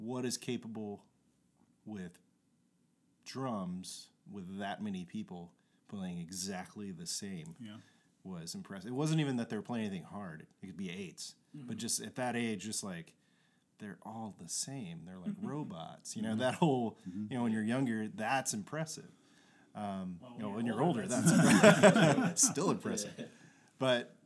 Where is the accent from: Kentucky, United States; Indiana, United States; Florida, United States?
Kentucky, United States; I'm from Kentucky